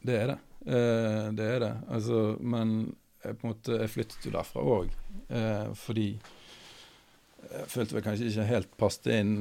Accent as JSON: {"language": "Norwegian", "town": "Austevoll", "region": "Vestland", "country": "Norway", "tie": "born or raised there", "moved": "yes", "said": "jeg vokste opp i Austevoll"}